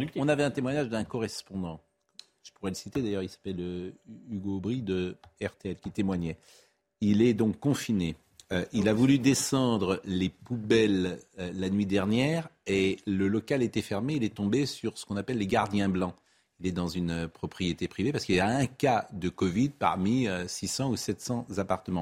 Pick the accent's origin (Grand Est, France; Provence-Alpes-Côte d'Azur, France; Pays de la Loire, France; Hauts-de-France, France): Pays de la Loire, France; Nantes; moved away; Je suis né à Nantes. Quand je vais à Nantes, je ne reconnais plus le Nantes de mon enfance